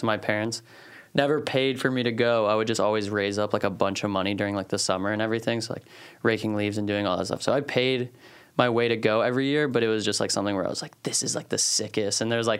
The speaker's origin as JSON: {"language": "English", "region": "Maryland", "country": "United States", "tie": "born or raised there", "said": "growing up in Maryland"}